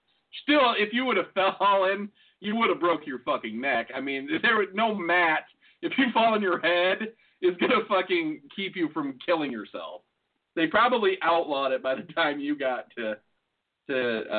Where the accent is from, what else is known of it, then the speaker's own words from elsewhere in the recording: near Notre Dame, Indiana, United States; also born or lived in Austin, Texas; where I grew up, well, where my dad grew up too, in Indiana, there used to be, like, it's close to Notre Dame